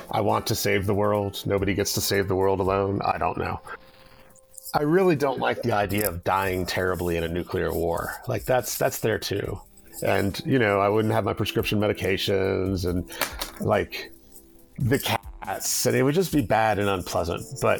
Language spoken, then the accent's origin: English; Louisiana, United States; Louisiana was humid, and the food was excellent. And it was systematically dysfunctional in terms of its politics